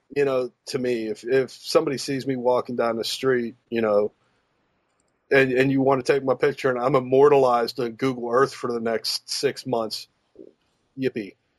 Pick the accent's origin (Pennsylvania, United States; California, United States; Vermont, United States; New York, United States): Pennsylvania, United States; Pittsburgh; moved away; also born or lived in the South; growing up in Pittsburgh